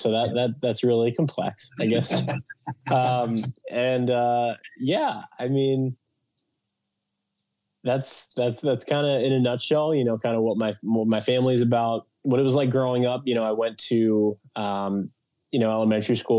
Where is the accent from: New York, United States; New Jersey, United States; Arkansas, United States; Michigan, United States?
New York, United States; Long Island; Originally, I grew up in Long Island